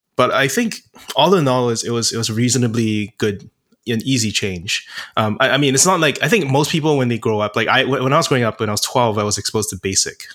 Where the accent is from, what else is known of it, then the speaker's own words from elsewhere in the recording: Singapore; moved away as an adult; also born or lived in United States; I'm originally from Singapore and moved to the States for college